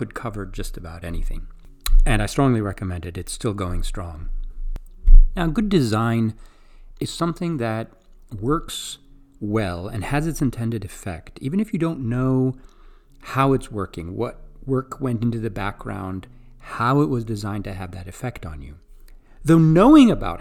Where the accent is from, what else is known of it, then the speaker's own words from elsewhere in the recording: Greece; moved away; I grew up in Greece